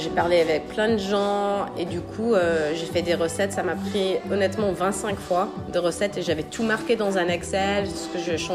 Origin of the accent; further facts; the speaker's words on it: Pennsylvania, United States; home, euh, c'est les États-Unis. Euh, moi, je viens de Pennsylvanie. Donc, c'est juste à côté de New York.